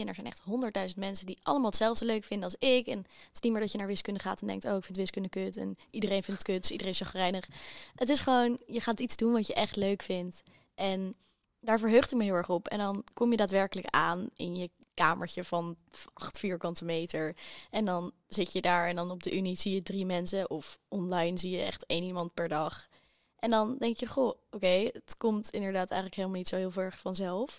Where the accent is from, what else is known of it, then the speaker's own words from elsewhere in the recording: Amsterdam, North Holland, Netherlands; moved away as an adult; Ik kom uit Amsterdam